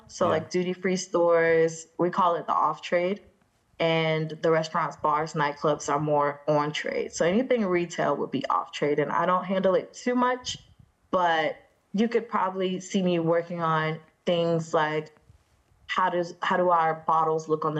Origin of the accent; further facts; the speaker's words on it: Sarasota, Florida, United States; now in Dubai, United Arab Emirates; It was at first, because not even just the culture shock, just the shock.